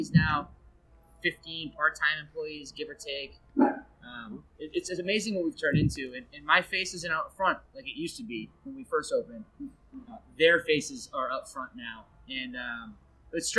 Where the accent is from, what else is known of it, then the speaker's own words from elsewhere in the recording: Kingston, New Hampshire, United States; also born or lived in Derry, New Hampshire / Londonderry, New Hampshire; I was born in Derry, New Hampshire, but I grew up in Kingston, New Hampshire